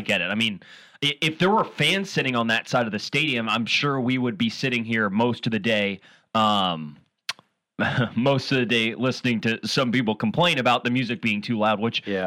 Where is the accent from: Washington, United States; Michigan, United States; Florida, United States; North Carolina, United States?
Washington, United States; Seattle; I grew up near Green Lake in in Washington and uh, in Seattle, North Seattle